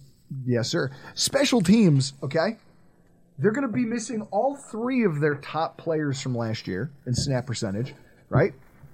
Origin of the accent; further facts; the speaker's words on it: United States; I'm an American.